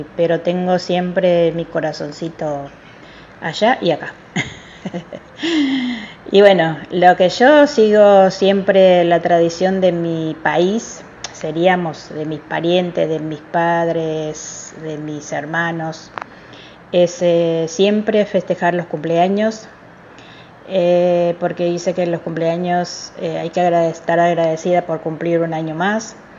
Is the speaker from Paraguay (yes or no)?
yes; Paraguay; now in Argentina; yo he nacido en Paraguay, soy naturalizada argentina